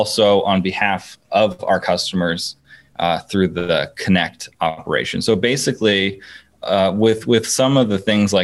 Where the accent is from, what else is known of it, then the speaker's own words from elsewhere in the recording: Burbank, California, United States; also born or lived in Vancouver, Canada; most of my formative years were here in Burbank. We moved here around 98, give or take, when I was 8.